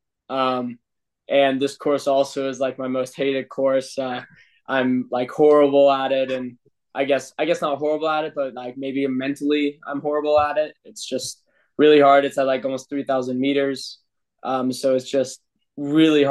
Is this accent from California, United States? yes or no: no; Boulder, Colorado, United States; moved away as an adult; now in Austria; my hometown in Boulder, Colorado